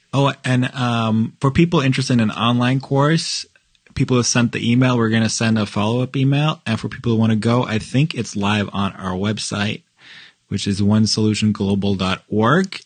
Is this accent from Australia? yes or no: no; Norway; now in Chicago, United States; I'm from Norway and we're white